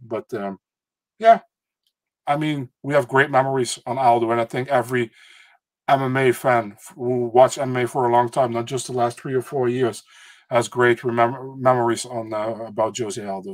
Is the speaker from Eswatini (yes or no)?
no; Netherlands; I'm from the Netherlands.